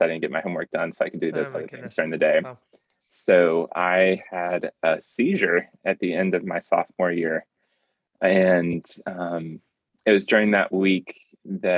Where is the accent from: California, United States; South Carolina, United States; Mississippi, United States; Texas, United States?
South Carolina, United States; outside of Columbia; I grew up in South Carolina, outside of Columbia